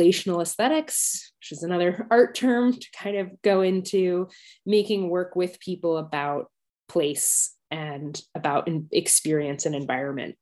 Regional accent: Washington, District of Columbia, United States; moved away as an adult; now in London, United Kingdom; I was born in Washington, D.C., but I currently live in London, UK, England, and I've been living here for 12 years

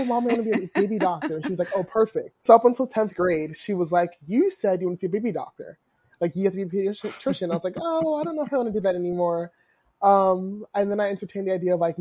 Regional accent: New Jersey, United States; I grew up in South Jersey

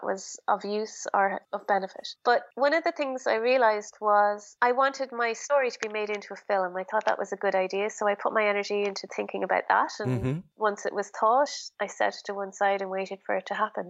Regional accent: Ireland; Being very Irish

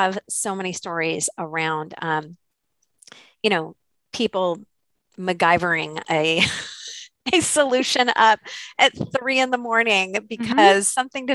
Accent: Santa Cruz, California, United States; I was working in a small office in my hometown in Santa Cruz, California.

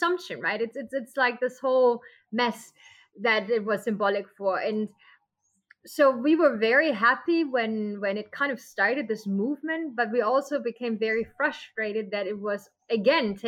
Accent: Germany; moved away as an adult; now in Costa Rica; I'm from Germany.

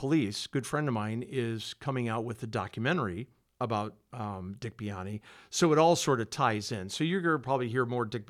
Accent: Rockford, Illinois, United States; I grew up on the West Side, obviously, right. Going to Auburn.

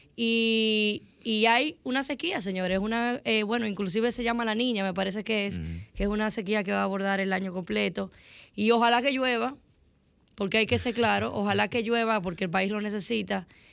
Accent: Dominican Republic; nosotros los dominicanos, y hablo de los dominicanos porque soy dominicana y aquí que vivo

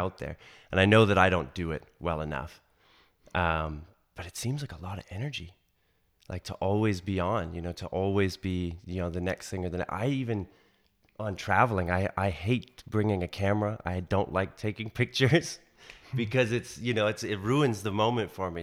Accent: Canada; anyone growing up in Canada when I grew up, you know, the, the nineties, knows Jay Ingram

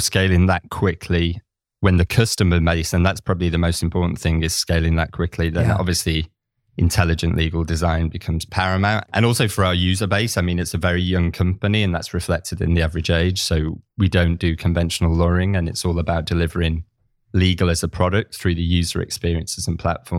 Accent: Manchester, North West England, United Kingdom; moved away as an adult; now in Barcelona, Spain; I'm originally from Manchester, in the north of England. But yeah, so life's taken me to Barcelona

